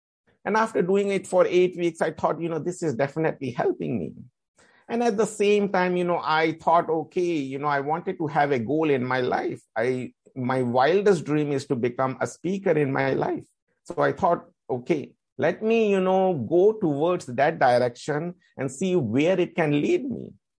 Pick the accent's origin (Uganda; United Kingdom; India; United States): India; Because as I am from India and, you know, the meditation has been started in Indian culture.